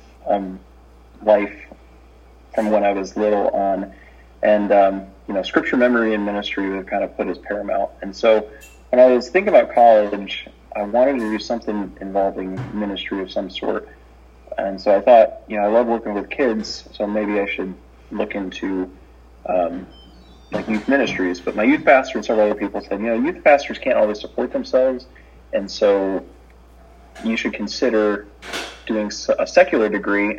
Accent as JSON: {"language": "English", "town": "Denver", "region": "Colorado", "country": "United States", "tie": "born or raised there", "also_born_or_lived": "San Francisco Bay Area", "said": "moved to Denver when I was 3. My dad works for United Airlines, so that's kind of where I moved around. But that's where home has been since then"}